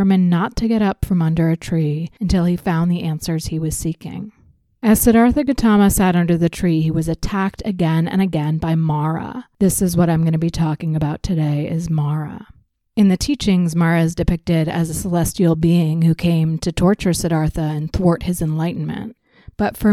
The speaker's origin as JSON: {"language": "English", "country": "United States", "tie": "born or raised there", "said": "Growing up in the United States"}